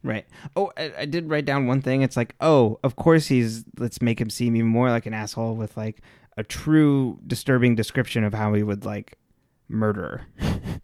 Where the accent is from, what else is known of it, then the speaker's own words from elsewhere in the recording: California, United States; I was born and raised in California